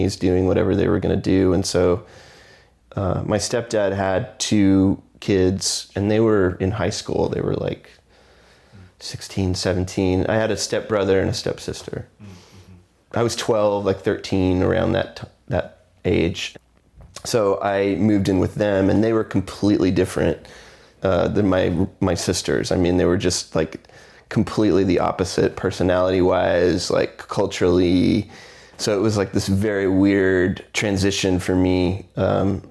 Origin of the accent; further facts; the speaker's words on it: Houston, Texas, United States; also born or lived in McAllen, Texas; I was born in Houston, Texas, and I lived there until I was 14, 15